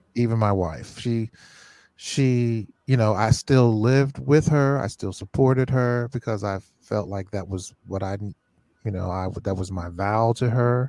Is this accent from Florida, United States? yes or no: no; Cincinnati, Ohio, United States; now in Rochester, United States; I was from Cincinnati. I came to Rochester